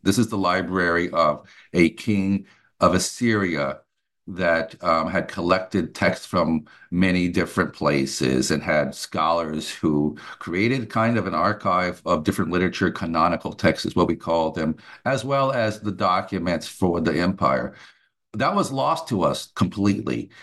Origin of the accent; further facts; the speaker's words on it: United States; moved away as an adult; also born or lived in Germany; now in Atlanta, United States; I, uh, am an American, but headed off to Germany, um, right after college